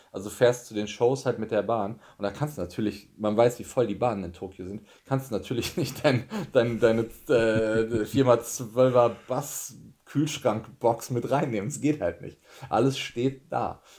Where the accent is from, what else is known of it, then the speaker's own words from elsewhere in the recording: Germany; moved away as an adult; also born or lived in Tokyo, Japan; ich war Deutscher